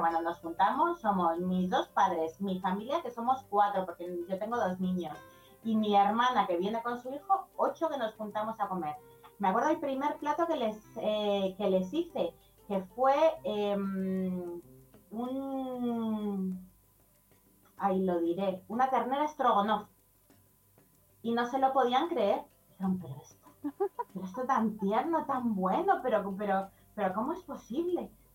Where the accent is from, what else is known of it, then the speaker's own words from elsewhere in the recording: Madrid, Community of Madrid, Spain; Yo soy de Madrid